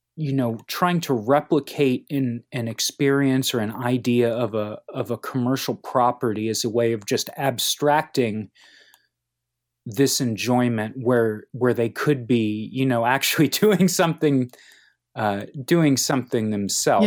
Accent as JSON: {"language": "English", "town": "Cincinnati", "region": "Ohio", "country": "United States", "tie": "born or raised there", "said": "I grew up in Cincinnati."}